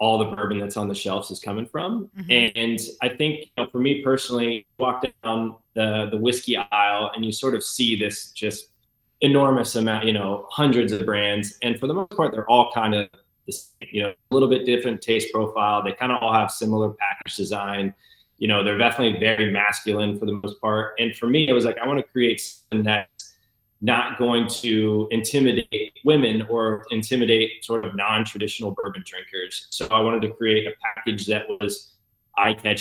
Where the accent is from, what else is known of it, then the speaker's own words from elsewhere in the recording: Southeast Indiana, United States; I grew up in Southeast Indiana, so just kind of west of Cincinnati